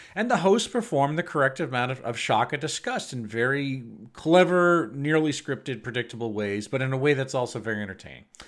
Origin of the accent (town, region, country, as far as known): United States